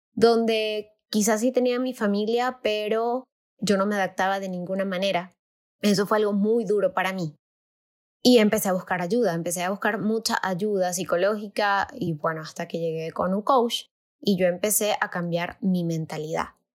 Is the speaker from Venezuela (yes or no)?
yes; Venezuela; moved away as an adult; now in Mexico; mi país